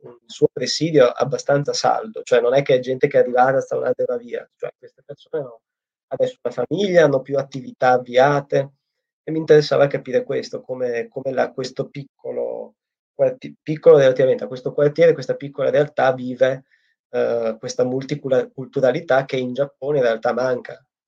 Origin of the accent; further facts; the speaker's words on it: Italy; moved away as an adult; now in Japan; il mio paese è l'Italia